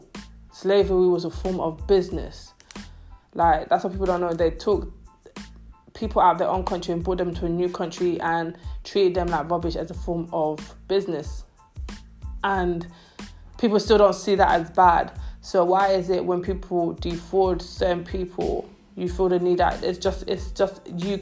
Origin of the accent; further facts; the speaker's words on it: London, United Kingdom; Growing up in London, like I'm 25, growing up in London, being African wasn't cool